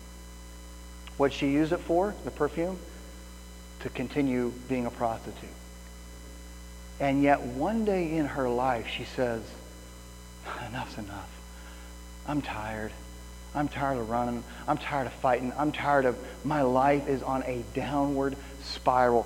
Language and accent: English; Midwest, United States; moved away; I grew up in the Midwest